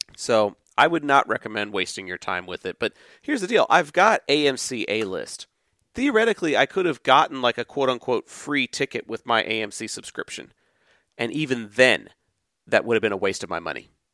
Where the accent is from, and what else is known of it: Texas, United States; born or raised there